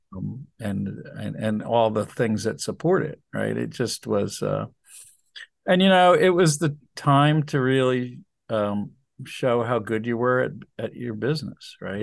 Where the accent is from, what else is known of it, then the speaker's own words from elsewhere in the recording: New Jersey, United States; moved away; also born or lived in Wilmington, Delaware; We're all from New Jersey